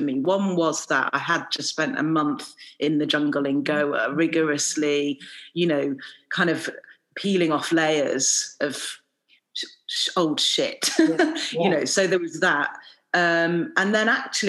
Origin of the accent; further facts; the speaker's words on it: England, United Kingdom; I'm Indian by background, but I've lived in England most of my life